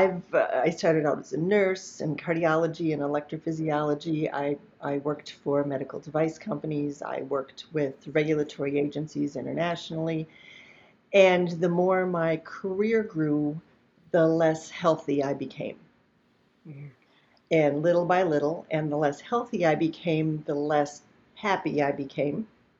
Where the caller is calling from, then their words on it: Naples, Florida, United States; Today, in this moment, I happen to be in Naples, Florida, but I live in Minnesota most of the time